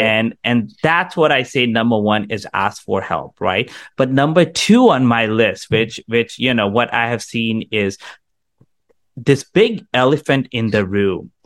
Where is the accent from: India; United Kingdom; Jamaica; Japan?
India; also born or lived in Canada; now in United States; I grew up in India